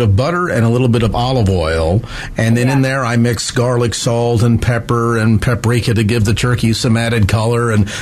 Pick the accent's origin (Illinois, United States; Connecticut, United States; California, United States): California, United States; South San Francisco; the city of my hometown, South San Francisco